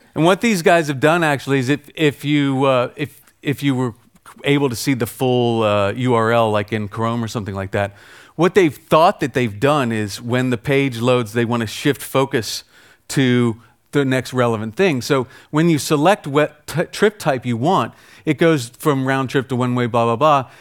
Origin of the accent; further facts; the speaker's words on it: United States; I'm American